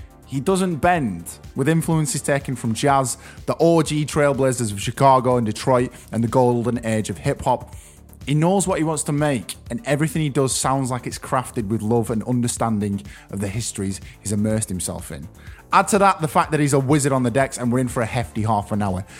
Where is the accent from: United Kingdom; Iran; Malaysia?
United Kingdom; Preston, North West England; my hometown of Preston